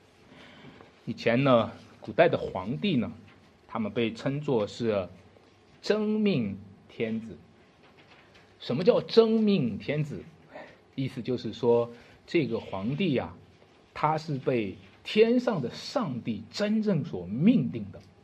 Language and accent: Chinese; China; 用我们中国人的话